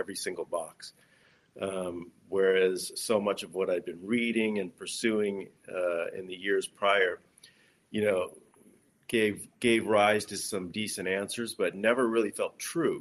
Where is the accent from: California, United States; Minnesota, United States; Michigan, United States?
California, United States; Los Angeles; I grew up in Los Angeles